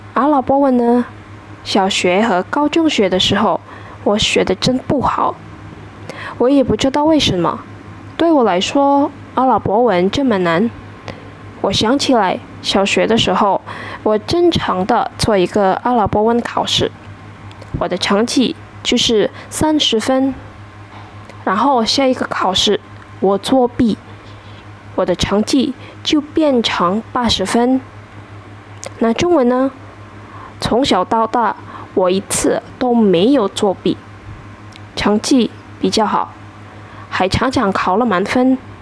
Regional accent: Indonesia; Chinese is a second language; 我是印尼人，今年二十二岁

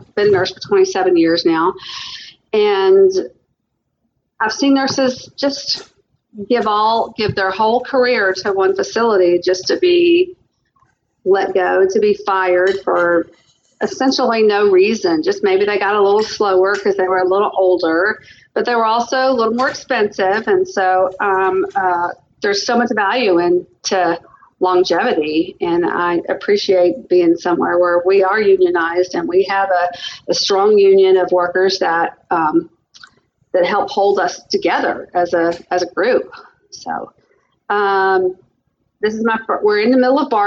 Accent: the South, United States; now in Spokane area, United States; y'all may hear a little bit of an accent. I am from the South

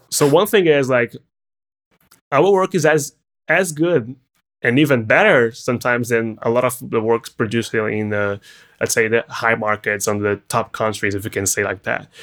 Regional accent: Brazil; English is a second language; moved away as an adult; now in California, United States; coming from Brazil

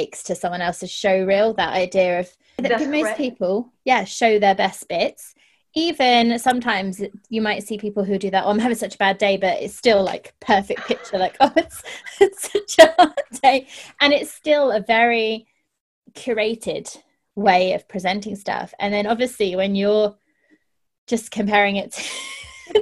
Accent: United Kingdom; I'm a Brit

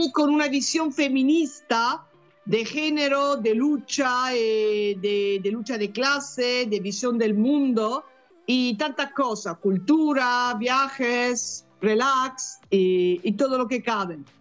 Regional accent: Italy; Spanish is a second language; moved away as an adult; also born or lived in Bologna, Italy / Barcelona, Spain / Peru; now in England; Soy italiana

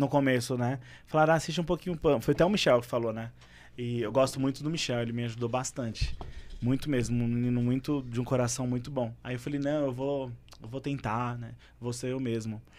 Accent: São Paulo, Brazil; eu gosto da minha comunidade, eu nascido e criado ali

